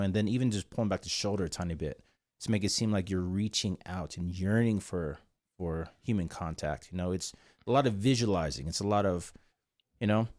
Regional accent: South Korea; English is a second language; moved away; I was born in a little island called South Korea.

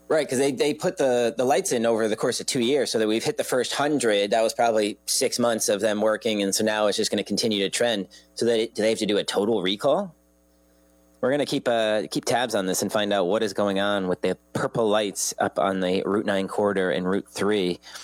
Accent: Old Saybrook, Connecticut, United States; I grew up in Old Saybrook

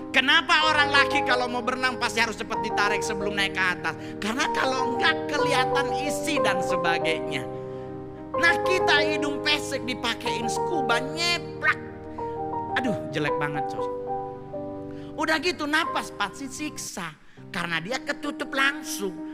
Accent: Manado, North Sulawesi, Indonesia; kadang-kadang kita orang Manado kalau makan babi kecap babi kecap dulu ditaruh di bawah baru di atas nasi

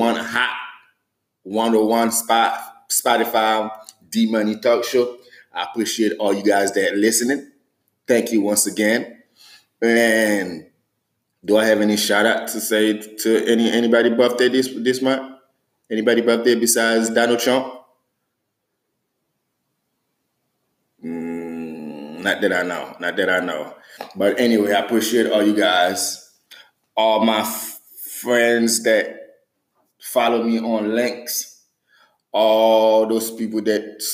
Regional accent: Haiti; now in United States; I am American, but I am American, Haitian American

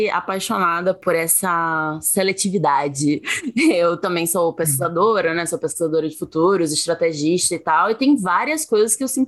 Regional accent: Sergipe, Brazil

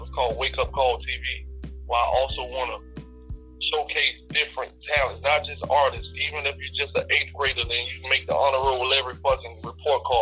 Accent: Fort Lauderdale, Florida, United States; from Broward County, Fort Lauderdale, where I come from.

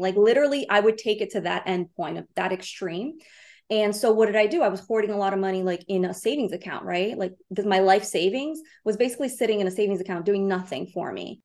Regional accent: Brazil; now in New York City, United States; I'm an immigrant. I was born in Brazil

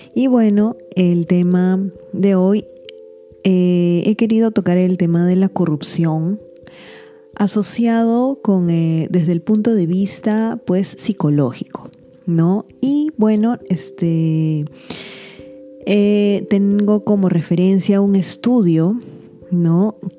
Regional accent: Peru; yo me encuentro en Perú

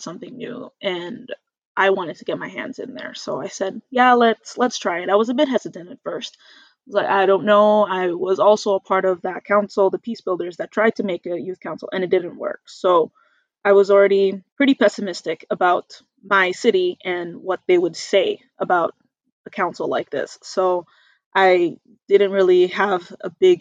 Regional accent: Red Deer, Alberta, Canada; also born or lived in Calgary; coming back home to Red Deer was a very big shift for me

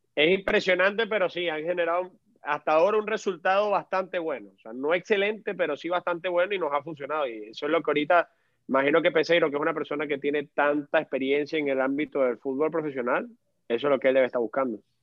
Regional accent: Venezuela; como venezolano tengo bastante fe

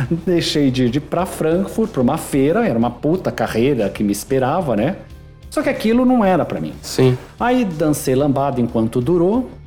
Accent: São Paulo, Brazil; Bom, eu sou nascido e criado em São Paulo, né? Minha família é do interior de Minas, de Ouro Fino, Minas Gerais, mas eu nasci e sou criado em São Paulo.

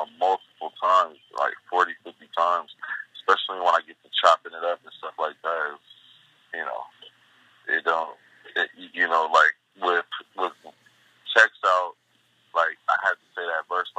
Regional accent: Compton, California, United States; I'm from Compton

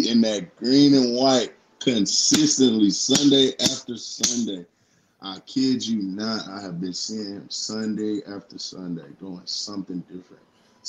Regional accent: Arkansas, United States; I'm from Arkansas.

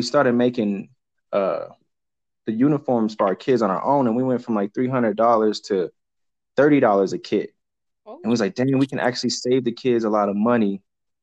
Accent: Denver, Colorado, United States; I grew up in Denver, Colorado with my brother, and we ran track out here in Colorado

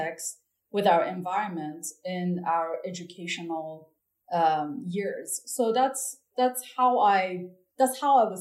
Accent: Tehran, Tehran Province, Iran; moved away; I grew up in Tehran, which is the capital city of Iran

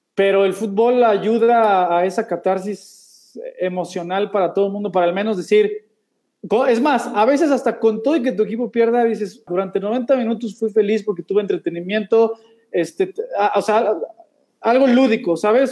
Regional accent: Mexico City, Mexico; also born or lived in United States / Spain; somos del DF, ahí por

